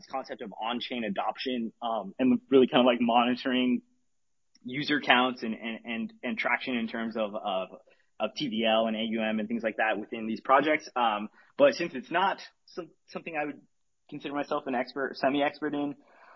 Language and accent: English; Arizona, United States; now in California, United States; I grew up in Arizona, which I think, but I live in California now